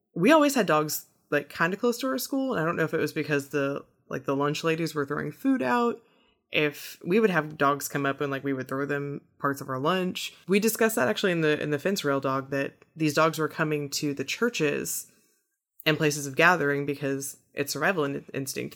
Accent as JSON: {"language": "English", "region": "Midwest", "country": "United States", "tie": "born or raised there", "moved": "yes", "lives_now": "Corpus Christi, United States", "said": "I grew up in the Midwest"}